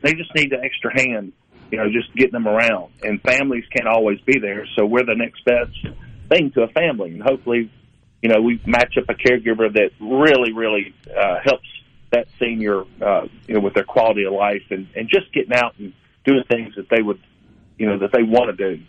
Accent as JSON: {"language": "English", "region": "the South", "country": "United States", "said": "we're from the South, and it's it's very important for you to know who's coming to your house"}